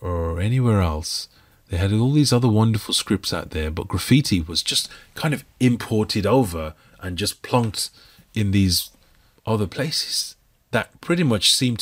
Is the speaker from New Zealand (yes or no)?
no; Birmingham, West Midlands, United Kingdom; I was painting a mural in the inner city part of Birmingham, my home city.